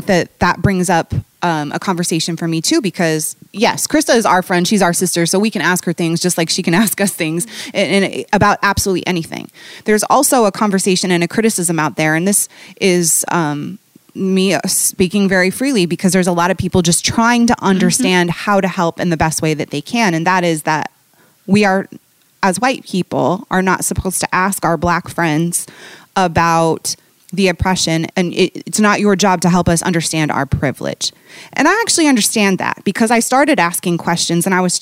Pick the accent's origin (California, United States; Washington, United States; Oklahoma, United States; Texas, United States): Washington, United States; Bellevue; also born or lived in Baltimore / Manhattan, New York; now in Chicago, United States; I grew up in Seattle, in a suburb outside of Seattle called Bellevue